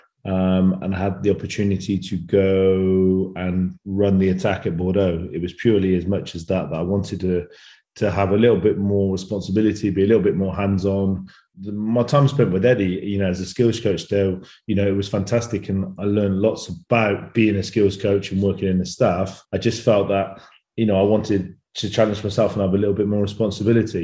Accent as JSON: {"language": "English", "region": "England", "country": "United Kingdom", "moved": "as an adult", "lives_now": "France", "said": "a 33-year-old Englishman"}